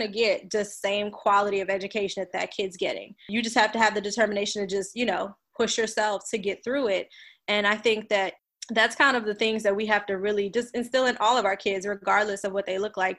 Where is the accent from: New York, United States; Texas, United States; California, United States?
New York, United States; New York City; born or raised there; also born or lived in New Orleans, Louisiana; now in Houston, United States